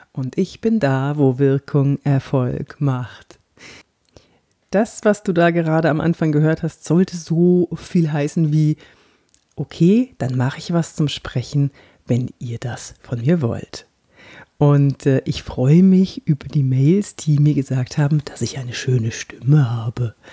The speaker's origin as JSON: {"language": "German", "region": "Bavaria", "country": "Germany", "accent": "Franconian", "said": "Ja, da hatte ich auch noch einen ganz schlimmen fränkischen Akzent. Ich komme ja aus Franken und äh, da redet man ja so."}